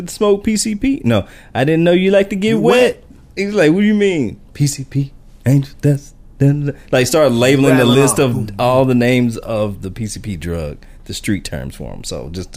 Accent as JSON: {"language": "English", "region": "Texas", "country": "United States", "said": "I'm from Texas"}